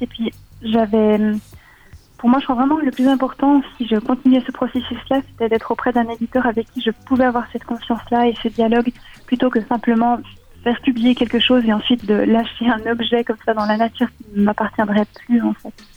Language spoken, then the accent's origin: French; Switzerland; en tant que Suissesse